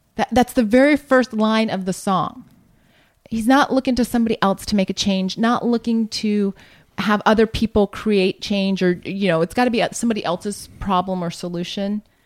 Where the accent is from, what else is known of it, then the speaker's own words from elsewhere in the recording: Columbus, Ohio, United States; moved away as an adult; now in California, United States; that's my home, home territory there growing up in Columbus, Ohio